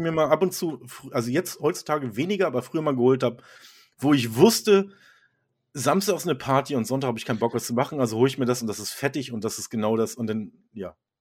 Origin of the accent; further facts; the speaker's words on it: Germany; als Deutscher ist man ja auch so